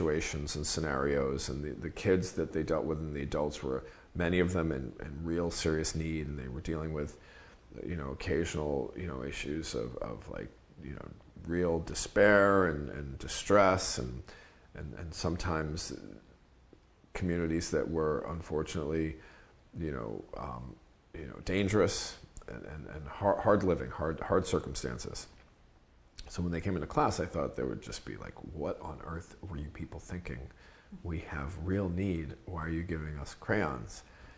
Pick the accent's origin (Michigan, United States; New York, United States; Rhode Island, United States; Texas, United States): New York, United States; I grew up in New York reading like Juan Gonzalez and Jimmy Breslin and Jack Newfield